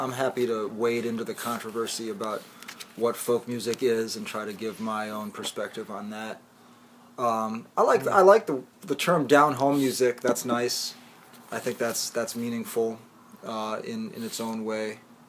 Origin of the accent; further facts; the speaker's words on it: New York City, New York, United States; also born or lived in Flatbush / Bed-Stuy / Bushwick; Flatbush before I lived here. And then I lived in Bed-Stuy before that, in Bushwick before that. And I grew up in downtown Manhattan.